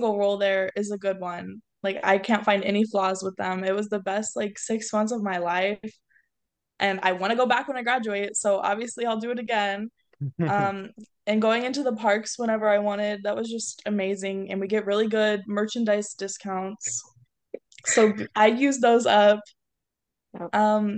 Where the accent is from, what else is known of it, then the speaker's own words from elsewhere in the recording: Southern California, United States; moved away as an adult; now in Las Vegas, United States; I'm from Southern California.